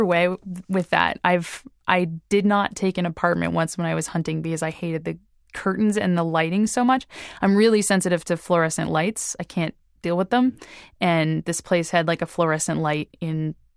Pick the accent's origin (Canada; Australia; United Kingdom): Canada; East Coast of Canada; I've always lived in like the East Coast of Canada